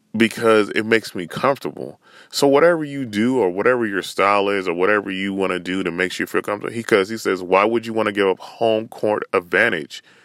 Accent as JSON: {"language": "English", "region": "Northern California", "country": "United States", "said": "I'm from Northern Cali"}